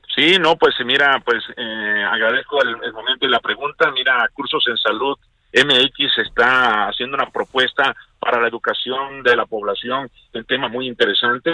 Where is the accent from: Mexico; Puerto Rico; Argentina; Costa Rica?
Mexico; nosotros somos México